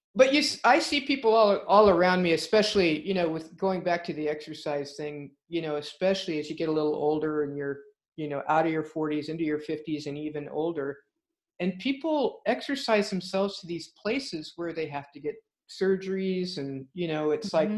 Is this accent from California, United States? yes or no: yes; California, United States; as a Californian